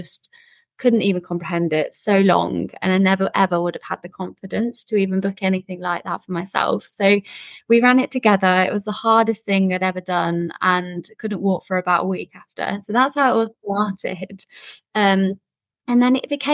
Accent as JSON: {"language": "English", "region": "Midlands", "country": "United Kingdom", "also_born_or_lived": "Southeast London", "moved": "yes", "lives_now": "London, United Kingdom", "said": "I live in Southeast London, although I'm actually originally from the Midlands."}